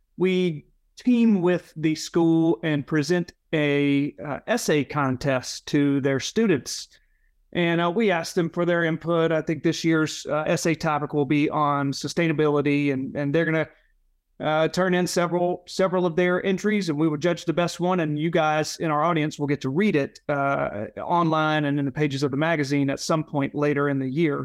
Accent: Leland, Mississippi, United States; now in Memphis, United States; I had friends from my hometown in Leela, Mississippi

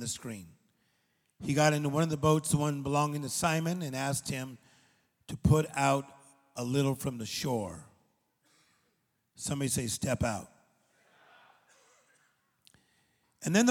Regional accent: Compton, East Los Angeles, Whittier, California, United States; I was born in Compton, then we went to a part of East L.A., then we went across the street from Pioneer High School

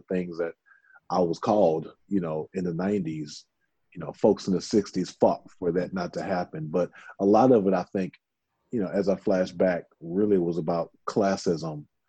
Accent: Houston, Texas, United States; also born or lived in North Louisiana; I was born in a very small town in North Louisiana, but I grew up really here in Houston.

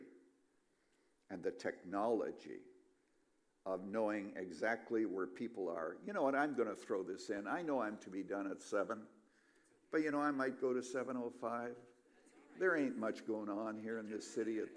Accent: Canada; now in United States; I was born a Canadian, and then I came to America

